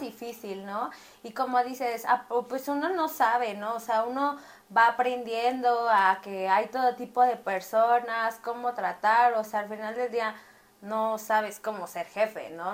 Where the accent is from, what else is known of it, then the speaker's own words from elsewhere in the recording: Mexico City, Mexico; Y yo soy de aquí de Ciudad de México